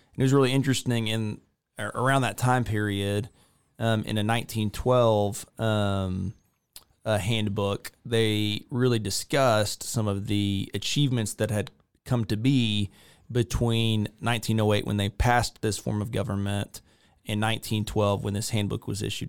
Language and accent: English; a small town outside of Victoria, Texas, United States; moved away as an adult; now in Waco, United States; I grew up in a small town outside of Victoria, Texas.